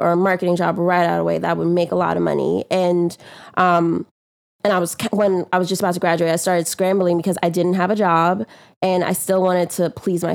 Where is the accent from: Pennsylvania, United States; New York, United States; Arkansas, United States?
New York, United States; accent: New York; also born or lived in Guyana; it's a New York accent, but I was born in Guyana. My family's from Guyana. I came to New York when I was about eight or nine